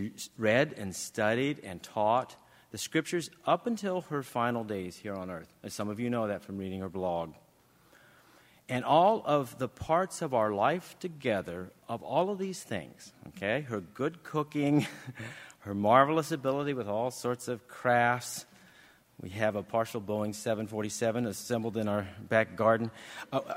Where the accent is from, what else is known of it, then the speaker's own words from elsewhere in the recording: England, United Kingdom; We do in England